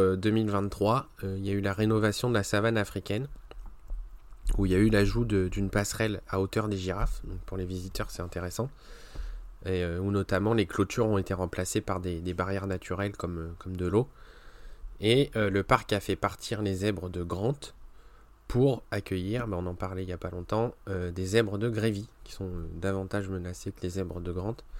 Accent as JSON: {"language": "French", "country": "France", "said": "chez nous en France"}